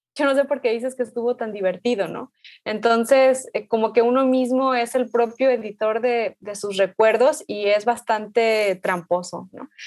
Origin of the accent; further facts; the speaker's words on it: Guadalajara, Jalisco, Mexico; yo nací aquí, pero mi familia viene de Michoacán